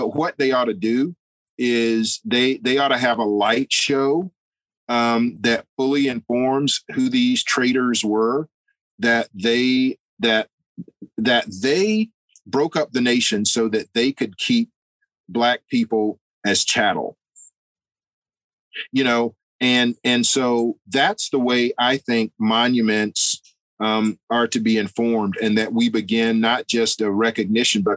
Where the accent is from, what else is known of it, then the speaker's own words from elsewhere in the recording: United States; I'm an American